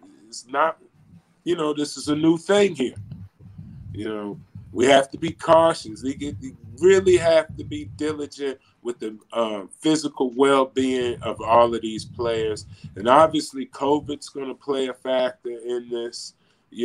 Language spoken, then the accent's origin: English; Piney River, Virginia, United States; moved away; I grew up in Piney River, Virginia